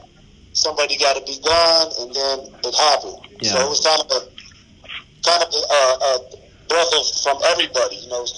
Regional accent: East Coast, United States; I'm an East Coast guy. I grew up on the East Coast.

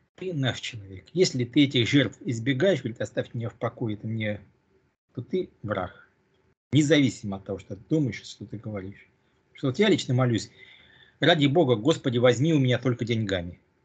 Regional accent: Russia; moved away; я родился в России

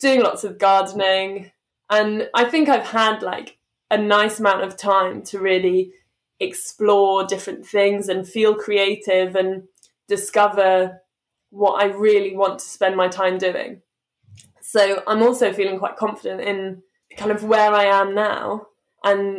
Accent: London, United Kingdom; I'm from London, I've lived here my whole life

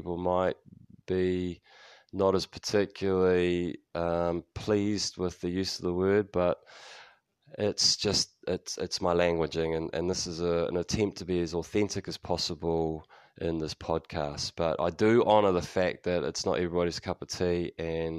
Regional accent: New Zealand; also born or lived in United States; Kiwis tend to be quite flat with our vowels.

